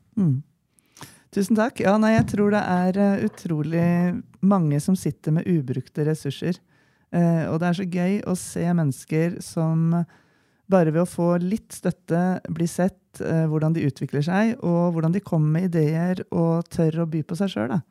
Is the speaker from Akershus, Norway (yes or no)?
no; Nøtterøy, Vestfold, Norway; moved away as an adult; now in Gjøvik, Norway; Jeg er jo da fra Nøtterøy